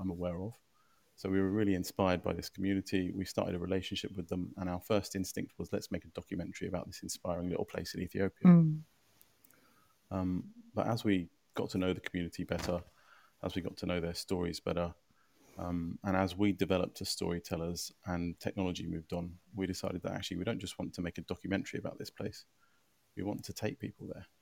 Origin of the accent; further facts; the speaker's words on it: London, United Kingdom; I grew up in Canning Town. My parents are both from Cyprus.